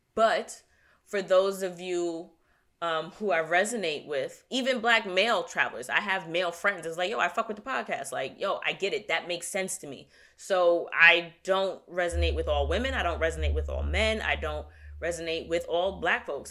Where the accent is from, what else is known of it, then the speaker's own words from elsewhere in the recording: New York, United States; I'm from New York